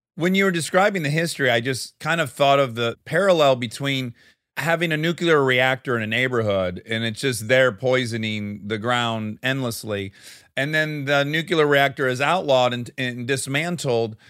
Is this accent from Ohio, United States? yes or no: no; Detroit, Michigan, United States; I'm from Detroit